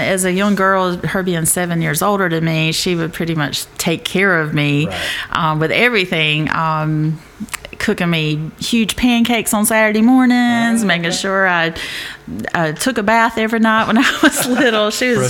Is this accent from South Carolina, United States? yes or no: yes; Dillon, South Carolina, United States; also born or lived in Marion / Florence; Actually, I was born in Marion and moved to Dillon.